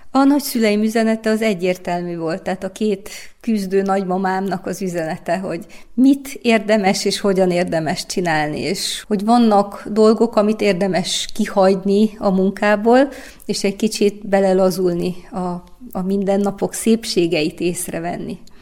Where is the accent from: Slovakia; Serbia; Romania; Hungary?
Romania; Timișoara, Timiș County; én egy koszmopolita városba születtem, Temesváron, ahol gyerekkoromban már startból három nyelven tanultam beszélni